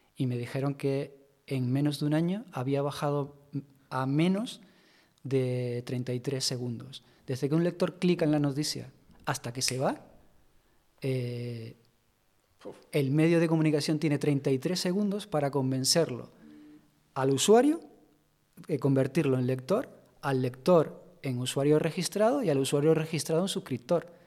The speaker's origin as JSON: {"language": "Spanish", "area": "Tenerife", "region": "Canary Islands", "country": "Spain", "also_born_or_lived": "Madrid", "moved": "yes", "said": "en mi tierra, Tenerife"}